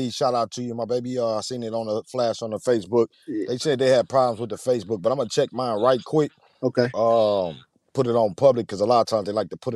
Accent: Saginaw, Michigan, United States; from Saginaw, Michigan.

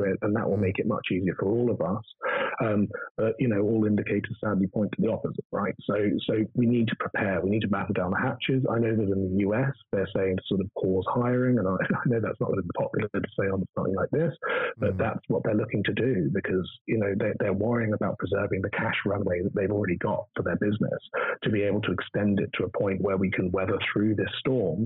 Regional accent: United Kingdom; as a British person

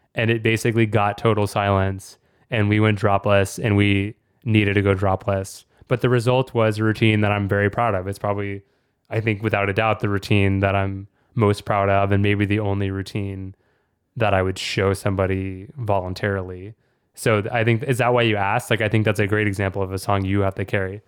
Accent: Austin, Texas, United States; my hometown, Austin, Texas

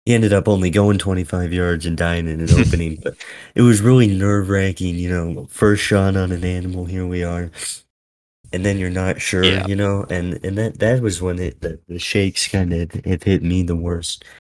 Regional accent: Southwest, United States; Obviously, I'm from the Southwest, a lot of desert down here.

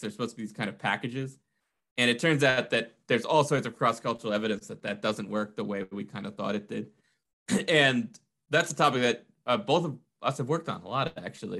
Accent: New England, United States; I'm from New England.

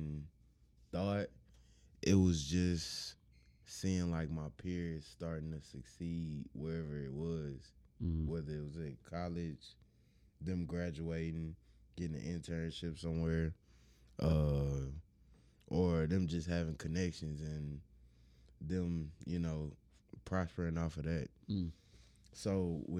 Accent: Houston, Texas, United States; I'm just from Houston.

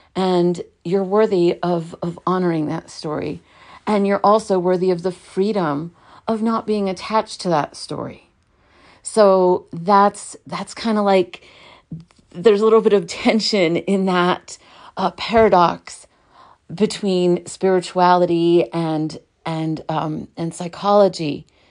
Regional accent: New York City, New York, United States; I was born in Brooklyn, New York

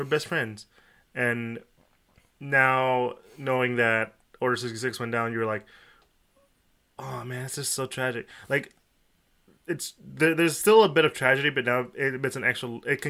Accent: United States; I'm an American.

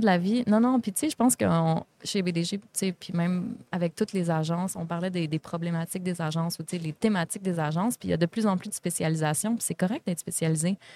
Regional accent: Vallée-Jonction, Quebec, Canada; Je viens de la Beauce.

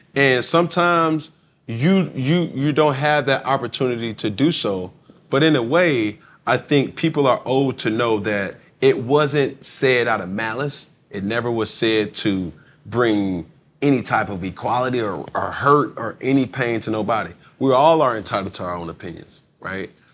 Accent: Atlanta, Georgia, United States; I'm born and raised in Atlanta, Georgia

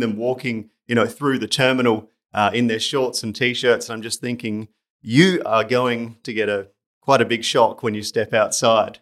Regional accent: South Australia, Australia; moved away as an adult; now in Japan; my hometown, which is South Australia

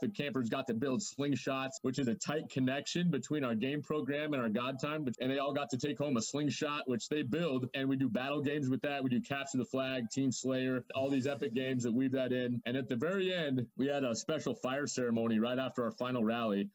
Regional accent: Idaho, United States; I'm from Idaho. Uh, I consider it kind of the pride of the Northwest. We got the Alps of the Northwest here

